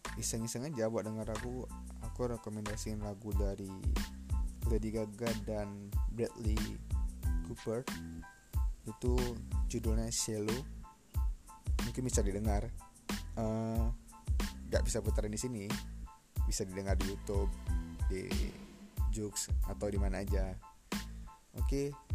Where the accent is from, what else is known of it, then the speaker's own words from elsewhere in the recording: Medan, North Sumatra, Indonesia; Aku lahir di Medan, tujuh belas Juli seribu sembilan ratus sembilan puluh delapan.